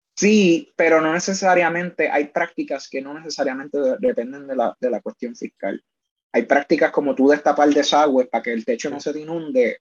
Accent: Puerto Rico; Nosotros como colonia

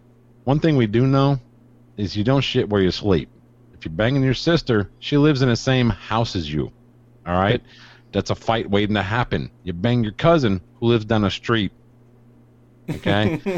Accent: East Chicago, Indiana, United States; East Chicago, Indiana.

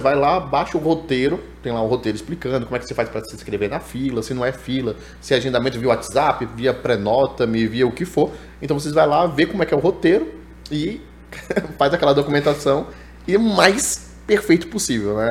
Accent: Brasília, Federal District, Brazil; eu tô aqui em Brasília, sou nascido e moro em Brasília.

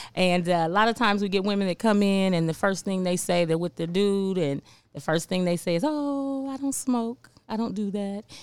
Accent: Cincinnati, Ohio, United States; moved away as an adult; now in Memphis, United States; I'm from Cincinnati

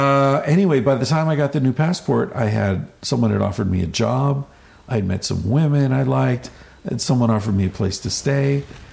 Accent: United States; also born or lived in Barcelona; I'm this American guy.

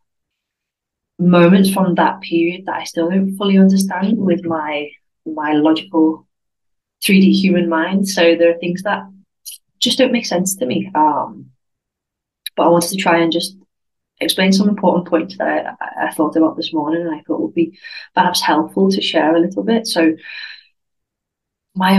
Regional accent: United Kingdom; moved away as an adult; now in Spain; I'm British, because I didn't feel British because I wasn't living in the UK

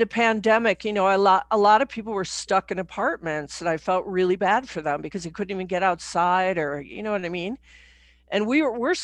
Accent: Chicago, Illinois, United States; moved away as an adult; now in Santa Fe, United States; I was brought up in Chicago

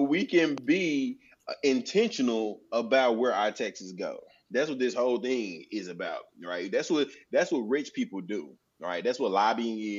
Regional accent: North Little Rock, Arkansas, United States; my hometown, North Little Rock

